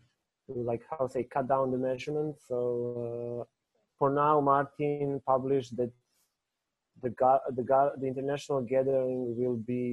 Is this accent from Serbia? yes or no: yes; Kraljevo, Šumadija and Western Serbia, Serbia; I was in my hometown in Kraljevo